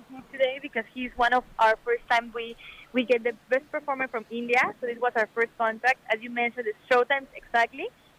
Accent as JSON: {"language": "English", "country": "Mexico", "said": "I'm from Mexico."}